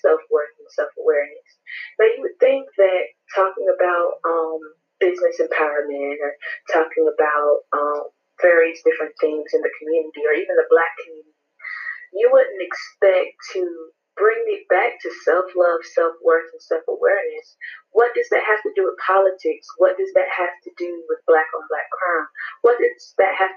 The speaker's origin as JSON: {"language": "English", "town": "Goldsboro", "region": "North Carolina", "country": "United States", "also_born_or_lived": "Pembroke, North Carolina", "said": "I'm from Goldsboro, North Carolina"}